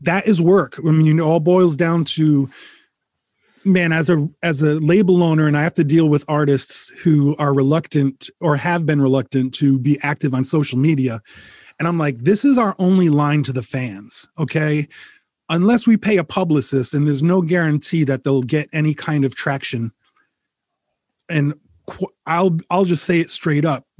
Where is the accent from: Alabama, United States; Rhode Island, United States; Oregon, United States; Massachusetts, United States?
Rhode Island, United States; moved away as an adult; now in Connecticut, United States; I bought the house I grew up in in Rhode Island